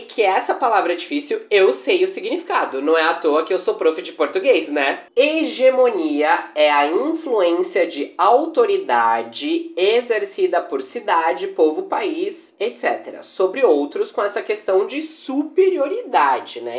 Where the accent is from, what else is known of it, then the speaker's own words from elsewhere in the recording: Brazil; a nossa pitada brasileira